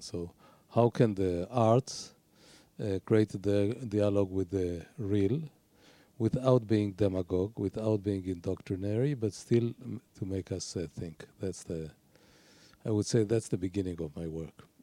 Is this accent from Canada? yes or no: no; Haifa, Haifa District, Israel; I was born in Haifa, which is by itself a very low-key city.